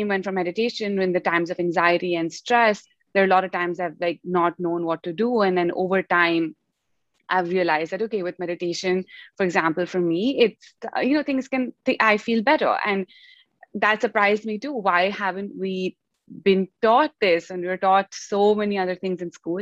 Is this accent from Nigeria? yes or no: no; India; moved away as an adult; also born or lived in United States; growing up in India, and then coming to the US to study